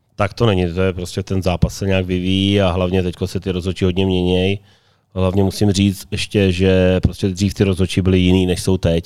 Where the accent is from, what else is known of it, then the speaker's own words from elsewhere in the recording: Slaný, Central Bohemian Region, Czechia; moved away as an adult; now in Karlovy Vary, Czechia; i když jsem původem ze Slanýho, ale tady ve varech už jsem 20 let